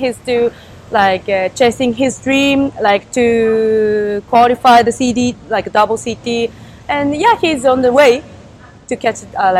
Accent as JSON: {"language": "English", "country": "Japan", "also_born_or_lived": "Ichinomiya, Chiba", "second_language": "English", "said": "we kind of like Japanese"}